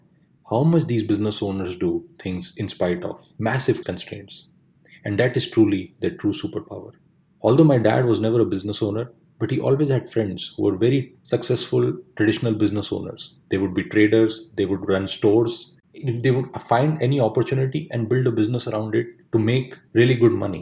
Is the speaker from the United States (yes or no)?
no; India; my hometown in India